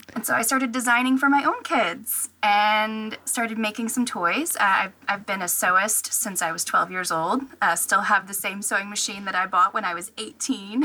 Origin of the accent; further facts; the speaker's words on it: Tennessee, United States; moved away as an adult; now in Virginia, United States; I was actually born and raised in Tennessee